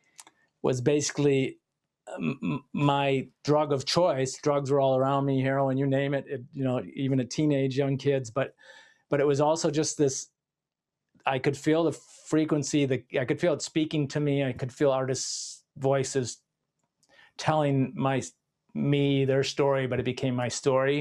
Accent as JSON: {"language": "English", "town": "Detroit", "region": "Michigan", "country": "United States", "tie": "born or raised there", "said": "I grew up in Detroit, which was a huge music city"}